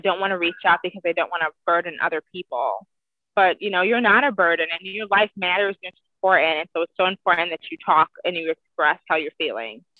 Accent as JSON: {"language": "English", "town": "Cleveland", "region": "Ohio", "country": "United States", "tie": "born or raised there", "moved": "yes", "lives_now": "Washington, United States", "said": "I currently live in Washington, but I grew up in Cleveland, Ohio."}